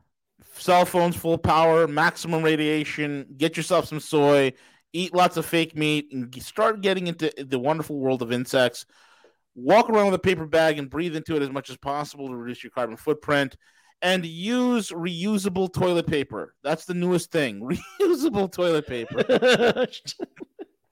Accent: New York, United States; I'm from New York

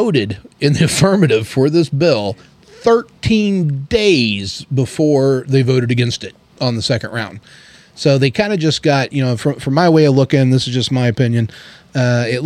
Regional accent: Ozark Mountains, Southwest Missouri, United States; moved away as an adult; I grew up in the Ozark Mountains, in Southwest Missouri.

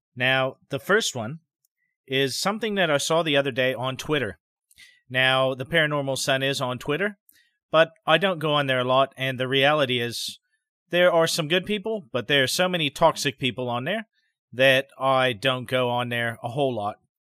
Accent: Idaho, United States; My home state of Idaho

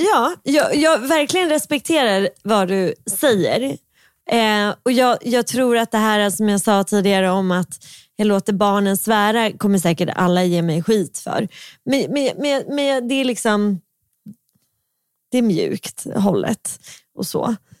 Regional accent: Stockholm, Stockholm County, Sweden; accent: stockholmska; jag har ju väldigt mycket stockholmska

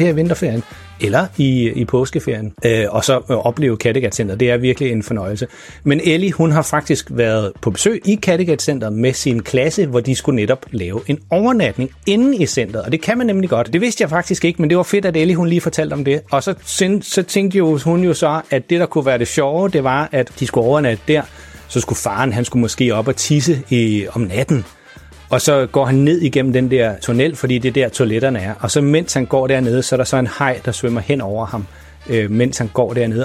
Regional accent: Farum, Capital Region of Denmark, Denmark; moved away; jeg er nemlig selv opvokset i Farum

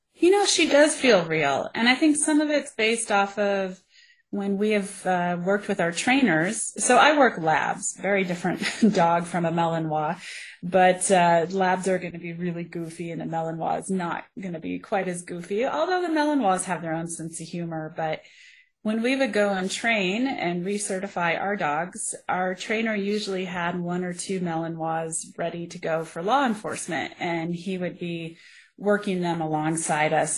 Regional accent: Colorado, United States; I grew up here in Colorado. I'm a Colorado native

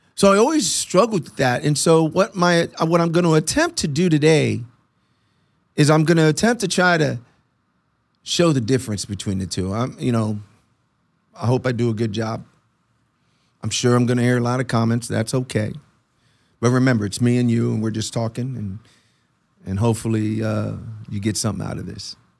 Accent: Puerto Rico; moved away; I'm Puerto Rican, so I was born in Puerto Rico

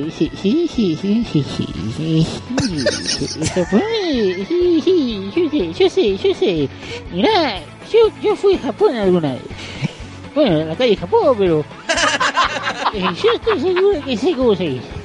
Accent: Buenos Aires, Argentina; now in Mexico; es algo que me gusta mucho de México, ¿viste? El ají. Yo vine de Buenos Aires hace mucho tiempo.

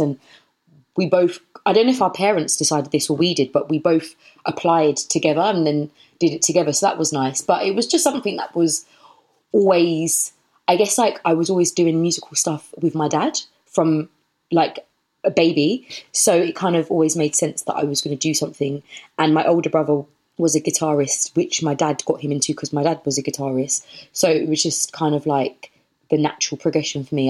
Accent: London, United Kingdom; moved away as an adult; also born or lived in Bath; I was born and bred in Brockley, which is in southeast London. So I'm from southeast London

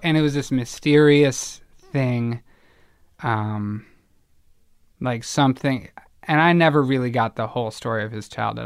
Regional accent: Evanston, Illinois, United States; born or raised there; moved away; also born or lived in Boston

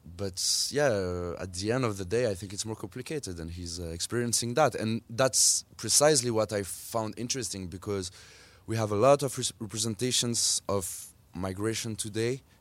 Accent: Switzerland; I grew up in Switzerland. My mom is Swiss, but still, I will always be considered as an Algerian in Switzerland

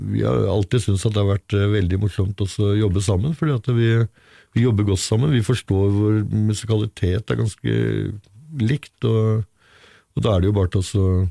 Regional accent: Brevik, Vestfold og Telemark, Norway; Jeg er fra Brevik i Telemark

